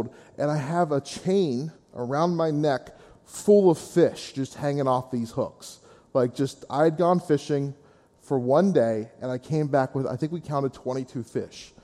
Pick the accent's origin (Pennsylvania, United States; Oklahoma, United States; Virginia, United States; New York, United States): Pennsylvania, United States; Gettysburg; I'm originally from the Gettysburg area